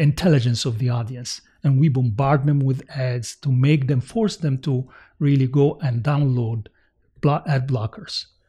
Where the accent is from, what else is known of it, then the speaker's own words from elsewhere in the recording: United States; as American